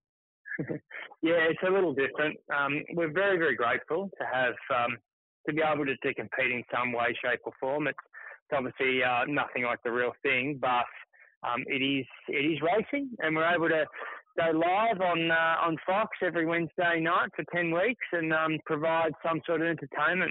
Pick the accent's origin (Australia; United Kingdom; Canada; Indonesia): Australia; Melbourne, Victoria; I grew up in Melbourne